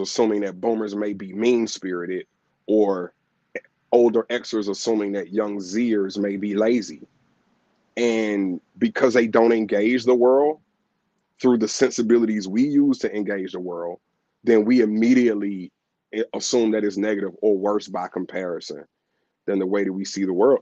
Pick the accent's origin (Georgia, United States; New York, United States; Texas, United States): Georgia, United States; Atlanta; I'm born and raised here in Atlanta